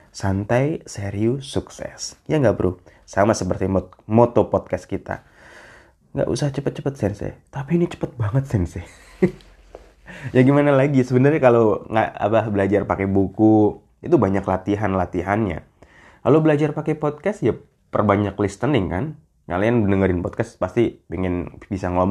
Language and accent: Indonesian; Jakarta, Indonesia; saya orang Jakarta gimana katanya udah pindah ibu kota ya